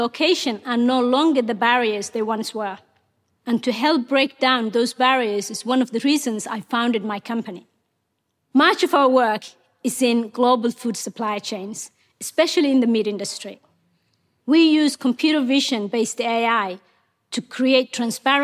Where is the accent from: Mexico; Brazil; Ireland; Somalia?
Somalia; Mogadishu, Banaadir; English is a second language; moved away as an adult; also born or lived in Kenya / Ethiopia; now in Australia; Ethiopia forced us to move to Somalia's capital, Mogadishu. When I was 18, my father realized Somalia was headed for a civil war